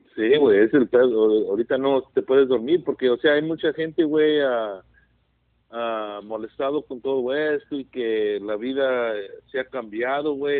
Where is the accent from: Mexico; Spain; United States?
United States; California; aquí me siento a gusto, aquí mi tierra